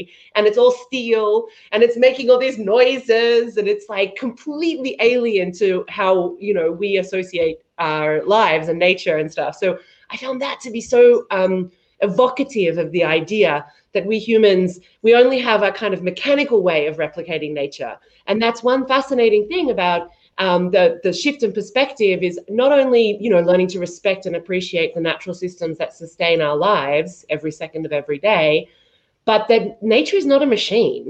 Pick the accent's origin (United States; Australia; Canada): Australia; I'm Australian